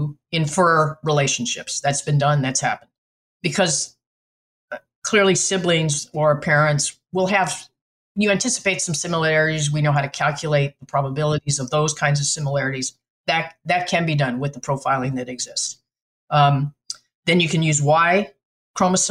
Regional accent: New Mexico, United States; moved away; also born or lived in West Virginia; I'm from New Mexico, your neighbor.

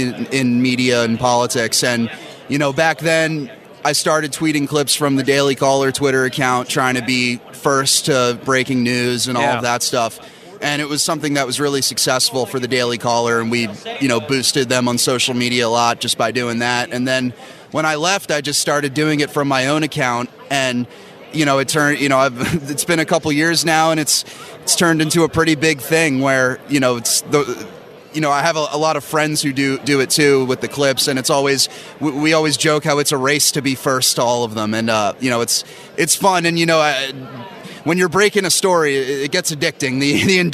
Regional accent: Bucks County, Pennsylvania, United States; born or raised there; also born or lived in Northeast Philadelphia

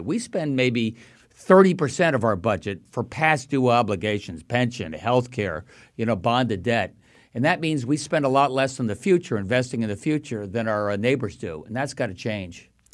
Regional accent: Long Island, New York, United States; now in Connecticut, United States; I grew up in Long Island

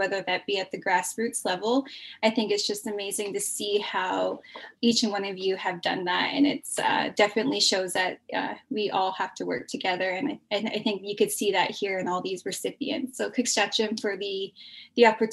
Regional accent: Kamloops, British Columbia, Canada; I'm from the Secwepemc Nation, which is located here in Kamloops, in the interior of British Columbia

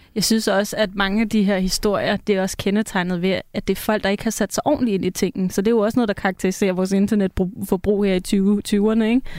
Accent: Copenhagen, Capital Region of Denmark, Denmark; nu er jeg også fra København og har venner i København

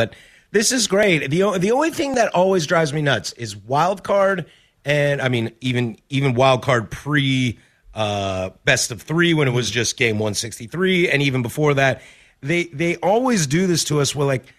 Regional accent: Vancouver, Washington, United States; also born or lived in Spokane, Washington / Pullman, Washington / Seattle, Washington; I was born in Spokane, grew up in Vancouver, went to Wazoo, lived in Seattle.

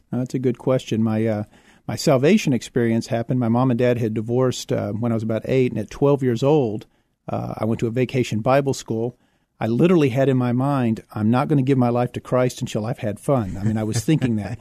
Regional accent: Houston, Texas, United States; also born or lived in San Marcos, Texas; now in San Antonio, United States; I was born in Houston

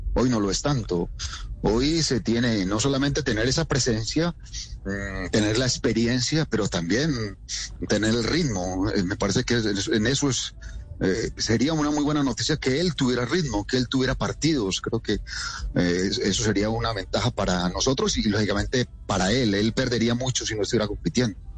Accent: Colombia

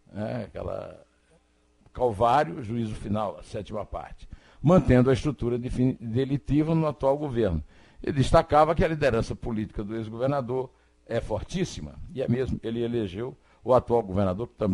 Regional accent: Uiraúna, Paraíba, Brazil; Eu nasci em Iraúna

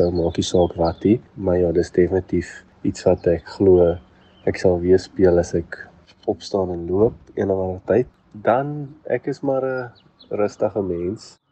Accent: Uitenhage, Eastern Cape, South Africa; ek is van die Ooskaap, van uit te laag

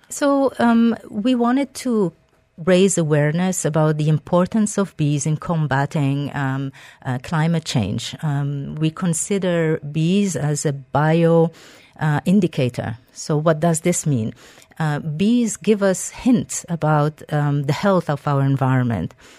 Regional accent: Algeria; moved away; I am originally from Algeria. a beautiful Mediterranean, uh, country

